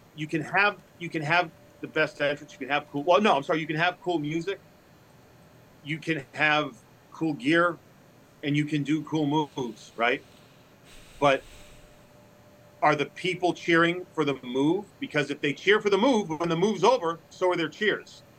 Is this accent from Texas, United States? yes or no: no; Massachusetts, United States; now in Louisville, United States; I grew up in Massachusetts, I live in Louisville